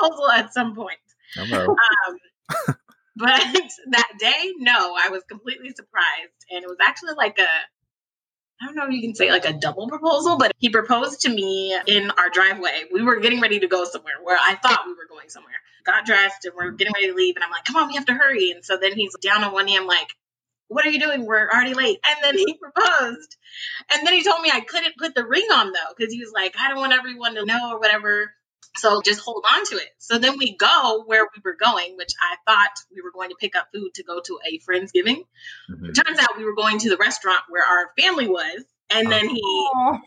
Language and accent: English; Pasadena, California, United States; also born or lived in Altadena, California; I'm from Pasadena, California. I currently live in Altadena, which is only like 5 minutes up the road